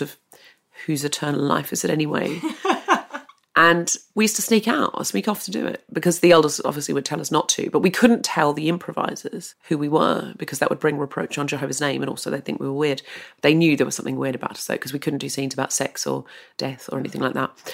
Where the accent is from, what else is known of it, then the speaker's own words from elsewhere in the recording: Australia; I was r, born and raised in Australia.